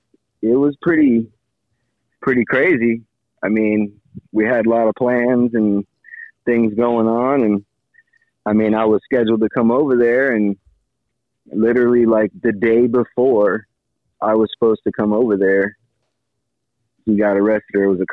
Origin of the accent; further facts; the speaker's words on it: Miami, Florida, United States; now in Dania Beach, United States; Born and raised in Miami, and I live in Dania Beach for the past like 8-9 years.